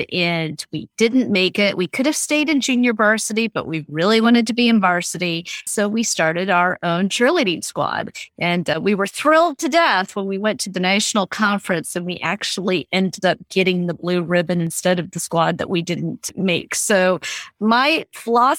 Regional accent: Southern Virginia, United States; I grew up in Southern Virginia

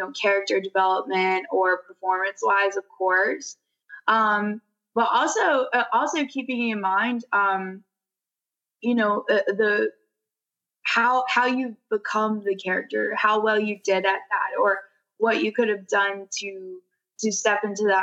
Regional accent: Nashville, Tennessee, United States; I'm an actress from Nashville, Tennessee

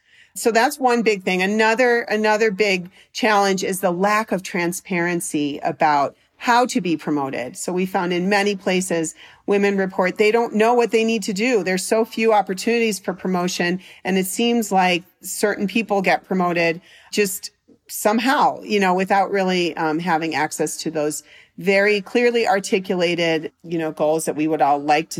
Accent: Chicago, Illinois, United States; also born or lived in Washington, D.C.; And I lived in, I'm from Chicago, and then I lived in Washington, D.C. for many years

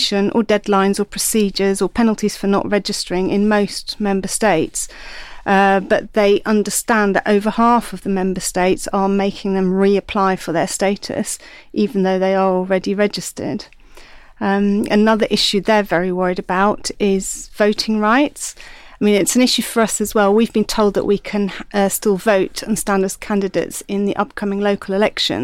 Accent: Netherlands; moved away as an adult; now in United Kingdom; hold on to my Dutchness

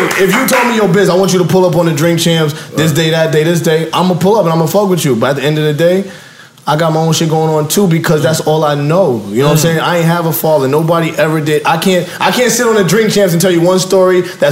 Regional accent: Long Island, New York, United States; I come from Long Island, New York

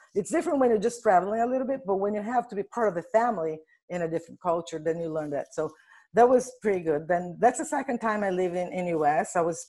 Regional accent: Brazil; Well, so I'm originally from Brazil.

